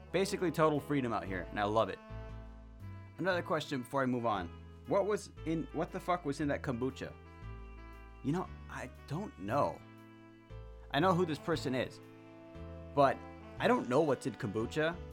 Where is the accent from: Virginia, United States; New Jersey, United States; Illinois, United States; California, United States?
California, United States; Long Beach; I I came from Long Beach, Long Beach, California. You know, still in California, just not in the big city anymore.